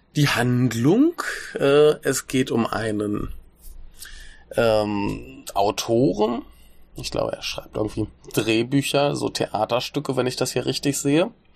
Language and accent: German; Germany